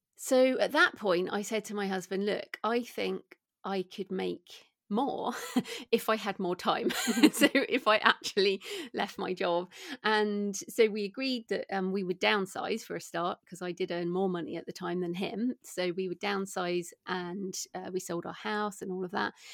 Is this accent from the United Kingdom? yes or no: yes; United Kingdom; also born or lived in Bath, England; as people can probably hear from my accent, I'm British